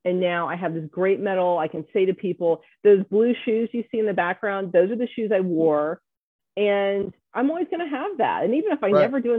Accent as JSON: {"language": "English", "town": "Atlanta", "region": "Georgia", "country": "United States", "tie": "born or raised there", "also_born_or_lived": "Hawaii / Virginia Beach", "lives_now": "Berks County, United States", "said": "I was born in Hawaii, spent part of my childhood in Virginia Beach, but we moved to Atlanta when I was a kid. And so that's home. That's where we grew up."}